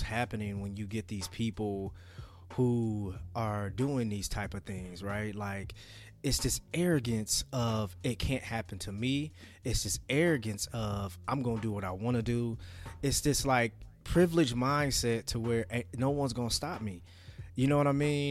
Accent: United States

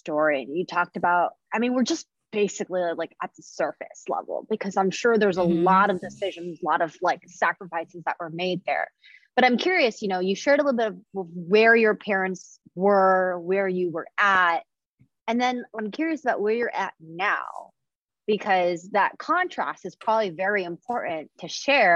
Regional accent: Indonesia; now in United States; when I grew up in Indonesia, it was very different.

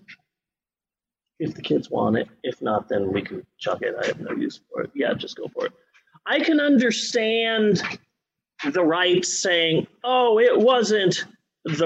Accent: Phoenix, Arizona, United States; moved away; growing up in Phoenix

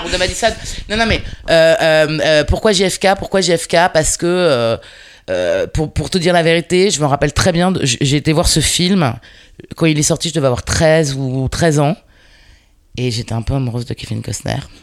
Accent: Paris, Île-de-France, France; je suis une parisienne, une vraie de vraie

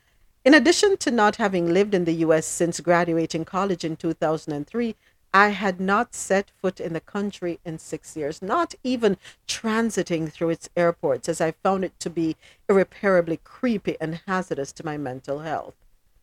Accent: Austin, Texas, United States; When I was growing up in Austin, Texas, I thought it was entirely normal for an 8-year-old to be shooting beer cans off fence posts with my parents' friend's pistol.

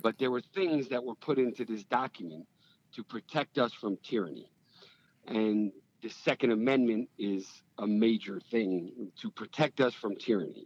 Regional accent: Stamford, Connecticut, United States; also born or lived in New York City; I um, grew up in Stamford, Connecticut

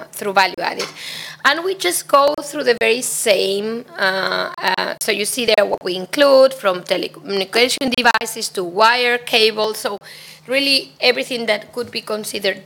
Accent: Spain; Spain, my home country

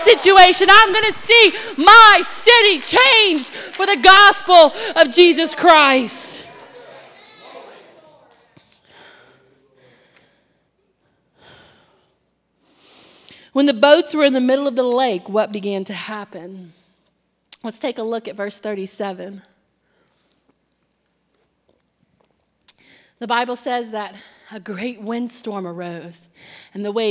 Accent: Cajun, Louisiana, United States; moved away; I'm Cajun

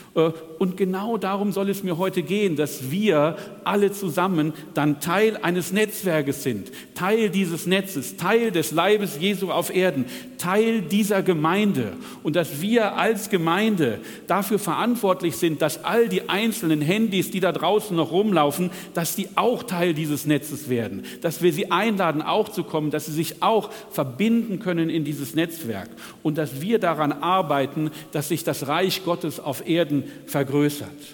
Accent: Northern Germany, Germany; Wie ihr an meinem nahezu perfekten Deutsch hört, komme ich aus Norddeutschland

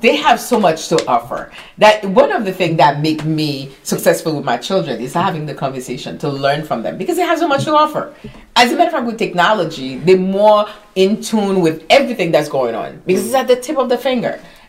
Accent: Haiti; now in New York, United States; Haitian. Oh, proud Haitian.

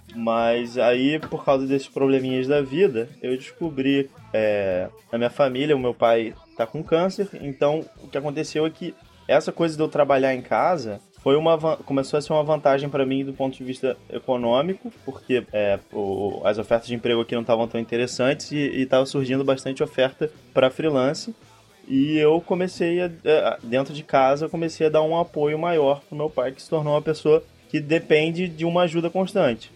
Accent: Rio de Janeiro, Brazil; also born or lived in São Paulo; eu e a Luísa, nós somos do, do, do Rio de Janeiro

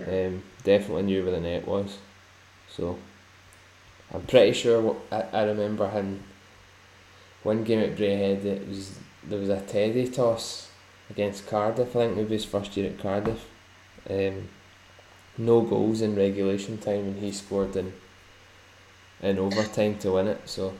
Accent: Sweden; Growing up in Sweden, you tend to get that.

